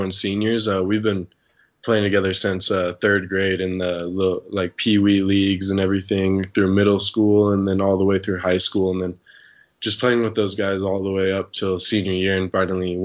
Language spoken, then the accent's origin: English; Durango, Colorado, United States; I'm from Durango, Colorado